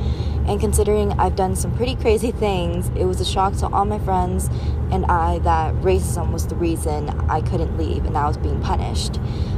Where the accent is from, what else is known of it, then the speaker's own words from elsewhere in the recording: San Diego, California, United States; born there; also born or lived in China / Los Angeles / Taipei; now in Utah, United States; I was born in San Diego, California, lived in China for 10 years, Los Angeles for 4 years, Taipei for about a year, and now Utah for a year.